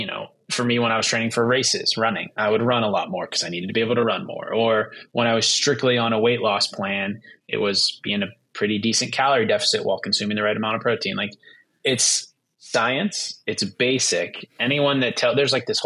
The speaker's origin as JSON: {"language": "English", "town": "Pittsburgh", "region": "Pennsylvania", "country": "United States", "tie": "born or raised there", "said": "My brother and I grew up in Pittsburgh, Western Pennsylvania, and football is a big deal here."}